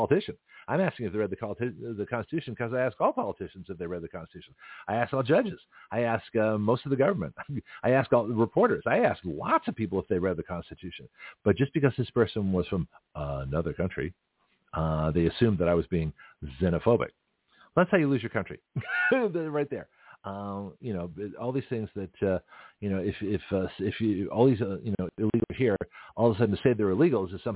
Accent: Canada; now in United States; I'm Canadian

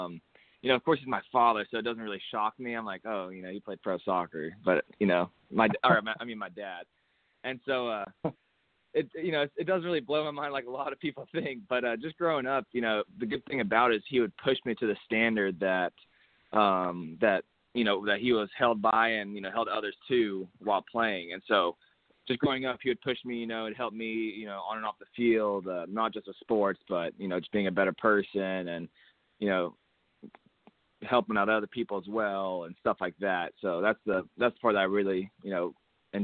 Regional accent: Hutto, Texas, United States; It was just a little school over here in my hometown of Hutto, Texas

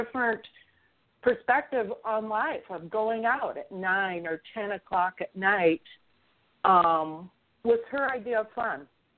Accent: central Illinois, United States; moved away; I grew up in a very small town in central Illinois. It was very homogenous, very small bubble. I had no friends of color. I had one Jewish girlfriend growing up.

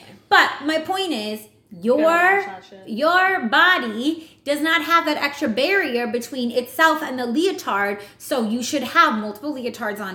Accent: New York, United States; accent: New York; my New York accent

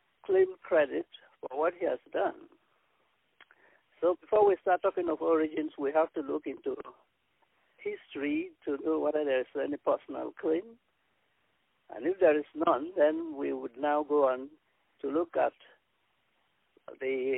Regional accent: Nigeria; now in Toronto, Canada; I'm based in Toronto, Canada. I'm from Nigeria

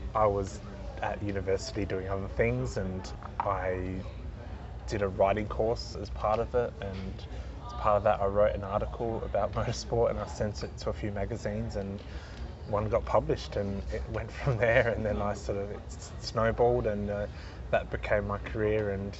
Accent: Adelaide, South Australia, Australia; Well, I grew up in Adelaide. So I was born in 83 and 85 was the first Grand Prix.

